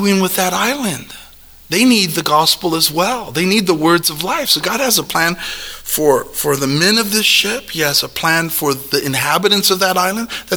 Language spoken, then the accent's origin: English; Omaha, Nebraska, United States; Growing up in South Omani